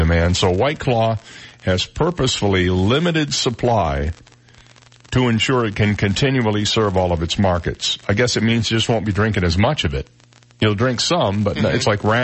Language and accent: English; Midwest, United States; moved away; When I grew up in the Midwest